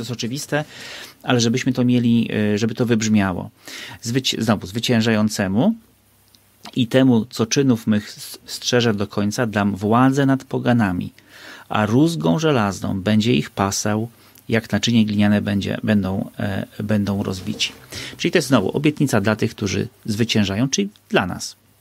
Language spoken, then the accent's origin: Polish; Bieszczady, Subcarpathian Voivodeship, Poland; ja się wychowałem na wsi, w Bieszczadach